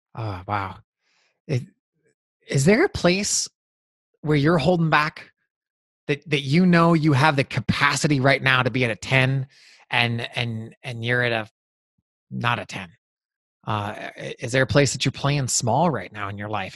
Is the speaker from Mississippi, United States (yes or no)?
no; Montana, United States; growing up in Montana.